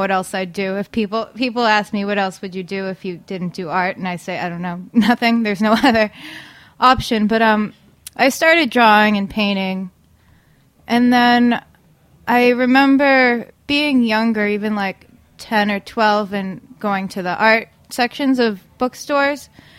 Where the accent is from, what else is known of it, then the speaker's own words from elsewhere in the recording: Danvers, Massachusetts, United States; Yep. Danvers, Mass.